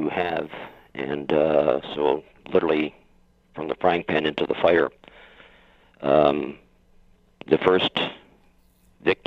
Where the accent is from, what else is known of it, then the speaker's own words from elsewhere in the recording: Windsor, Ontario, Canada; I was born and raised in Windsor, just outside of Detroit